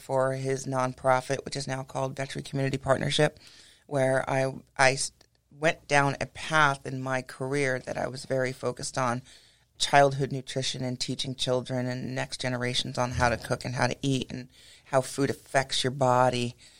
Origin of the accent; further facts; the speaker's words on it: Connecticut, United States; So my background is I was raised in Connecticut.